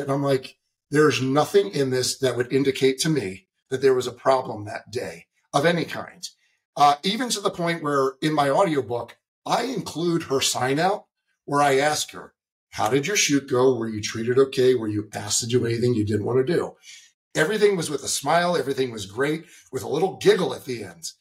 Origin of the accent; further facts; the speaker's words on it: East Coast, United States; I'm from the East Coast.